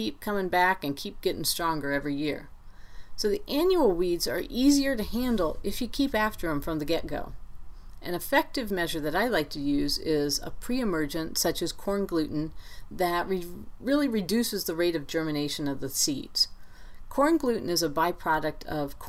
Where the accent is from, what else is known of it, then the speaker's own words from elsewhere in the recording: Ohio, United States; now in Great Falls, United States; growing up in Ohio